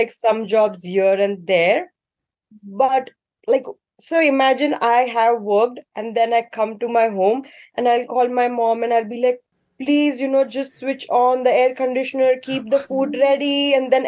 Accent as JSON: {"language": "English", "town": "Mumbai", "region": "Maharashtra", "country": "India", "moved": "as an adult", "lives_now": "Ottawa, Canada", "said": "I am from Mumbai, the city that never sleeps"}